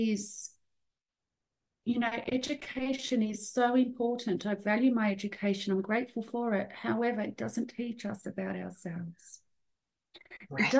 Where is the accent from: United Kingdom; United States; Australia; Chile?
Australia; I'm from a migrant family. I was born in Australia. My parents and brother are from Serbia.